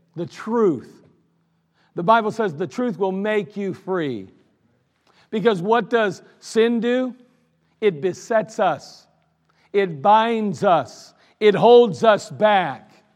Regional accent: United States; I'm still proud to be an American

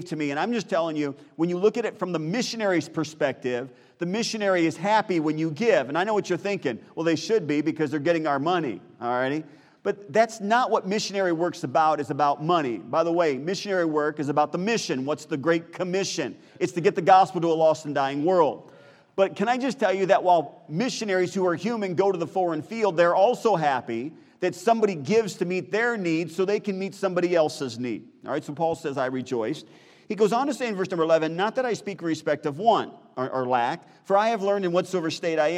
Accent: United States; I'm an American.

